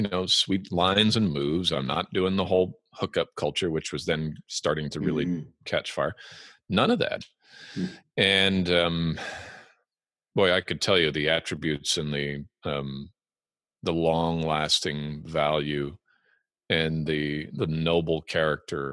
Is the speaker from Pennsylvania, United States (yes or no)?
no; Los Angeles, California, United States; moved away as an adult; also born or lived in Alberta, Canada / England / Germany / Iraq; now in Washington, United States; We immigrated to the United States in 1988, and I lived there in Los Angeles, in various parts of the greater Los Angeles area, till 2001